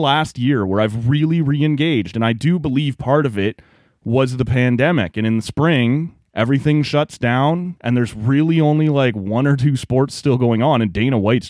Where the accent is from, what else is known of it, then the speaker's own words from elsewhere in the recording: just outside Toronto, Ontario, Canada; I grew up just outside Toronto